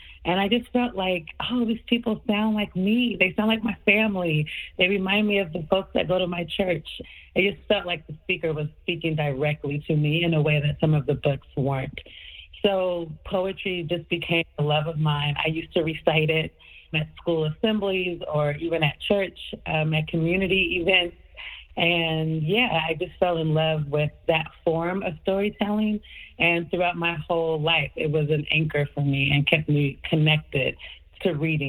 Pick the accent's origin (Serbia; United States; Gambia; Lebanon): United States; Portland, Oregon; now in New York, United States; I grew up in Portland, Oregon, but I had lived in Harlem for years